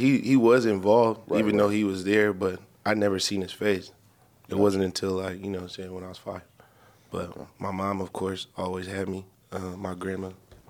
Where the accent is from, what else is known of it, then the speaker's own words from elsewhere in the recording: Inglewood, California, United States; I'm from SoCal, man. I'm from Southern California. Been out there all my life.